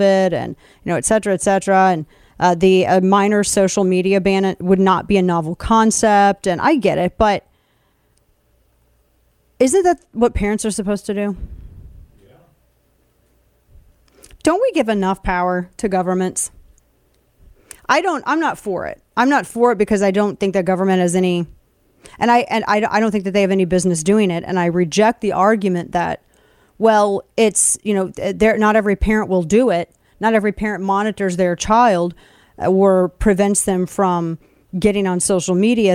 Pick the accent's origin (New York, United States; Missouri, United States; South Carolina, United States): Missouri, United States; St. Louis; my hometown of St. Louis